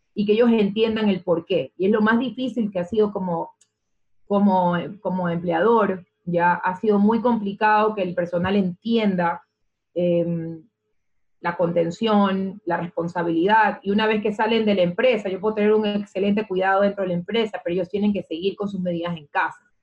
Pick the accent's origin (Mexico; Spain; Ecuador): Ecuador; quiénes somos los ecuatorianos